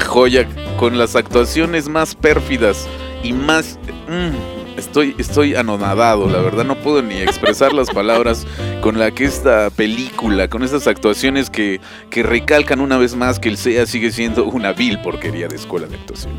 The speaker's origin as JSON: {"language": "Spanish", "country": "Mexico", "said": "nosotros como mexicanos"}